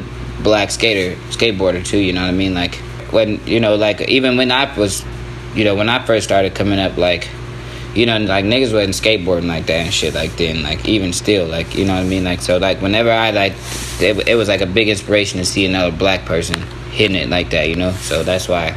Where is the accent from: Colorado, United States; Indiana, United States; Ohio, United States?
Colorado, United States; Colorado Springs / Denver, United States; I'm from Colorado Springs, but at the same time I kind of grew up in Denver as well. Like, since I was a kid